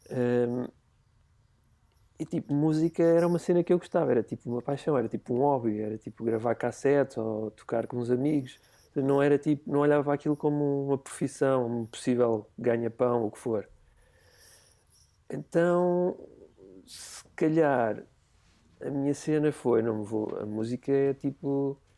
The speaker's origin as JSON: {"language": "Portuguese", "town": "Parede", "region": "Lisbon", "country": "Portugal", "tie": "born or raised there", "said": "na, na, parede, sou da linha de Cascais."}